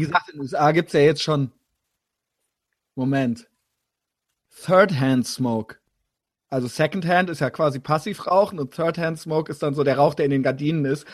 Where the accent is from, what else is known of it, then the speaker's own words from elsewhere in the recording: Koblenz, Rhineland-Palatinate, Germany; moved away; ich komme ja da unten aus dem Spundloch des Rheinlands